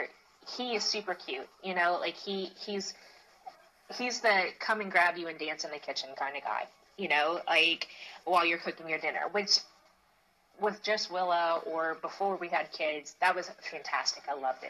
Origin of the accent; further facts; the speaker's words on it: the South, United States; growing up in the Christian church, it is communicated, especially in the South